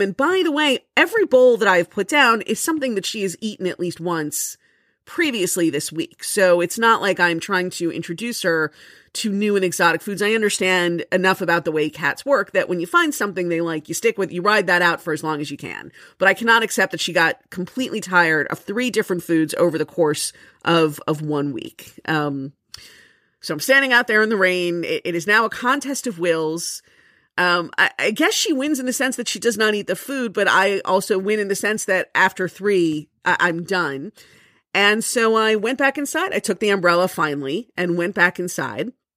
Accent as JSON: {"language": "English", "region": "Florida", "country": "United States", "moved": "yes", "lives_now": "Jersey City, United States", "said": "I am from Florida"}